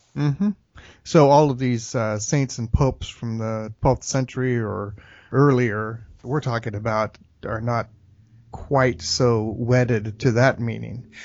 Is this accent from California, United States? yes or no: yes; Bay Area, California, United States; I grew up in the Bay Area